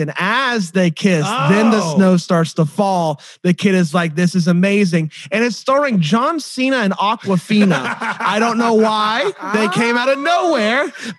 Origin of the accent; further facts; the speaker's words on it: South Carolina, United States; We're from South Carolina.